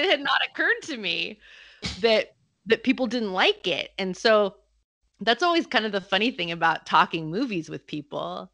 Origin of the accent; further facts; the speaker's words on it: United States; I'm American